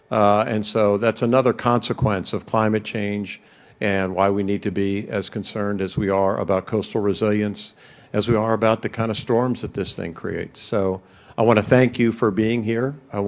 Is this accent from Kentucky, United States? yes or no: no; Florida, United States; also born or lived in St. Petersburg, Florida; my fellow Floridians